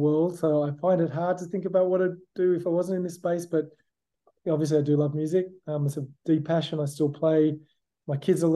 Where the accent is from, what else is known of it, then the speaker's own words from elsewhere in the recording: Sydney, New South Wales, Australia; now in San Diego, United States; I'm from Sydney. I was born in Sydney. I grew up in Sydney, in Australia.